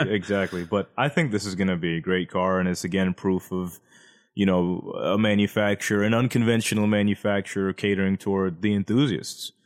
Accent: United States; 'Cause we're American.

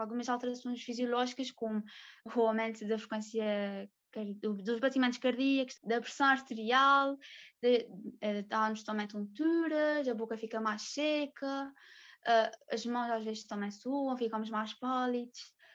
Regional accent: São Miguel, Azores, Portugal; sou de São Miguel, sou soriana

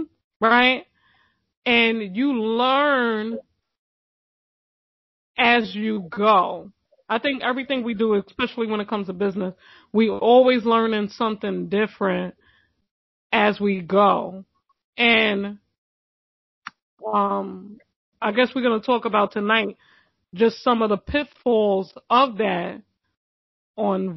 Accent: New York City, New York, United States; I'm from Brooklyn.

